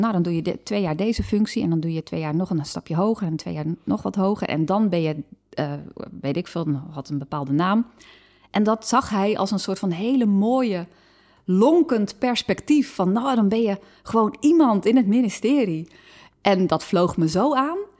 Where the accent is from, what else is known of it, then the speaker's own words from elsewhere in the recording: Harderwijk, Gelderland, Netherlands; in Harderwijk, waar ik ben opgegroeid